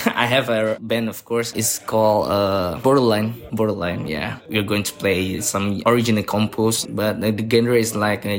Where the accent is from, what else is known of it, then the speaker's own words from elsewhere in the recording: Jakarta, Indonesia; English is a second language; I'm from Jakarta.